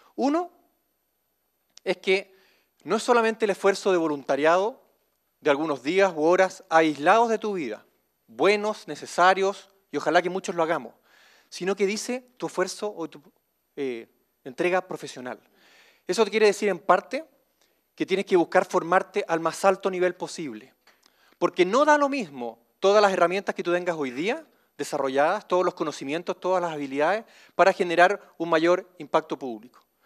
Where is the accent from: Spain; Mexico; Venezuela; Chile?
Chile; nos diferencia como chilenos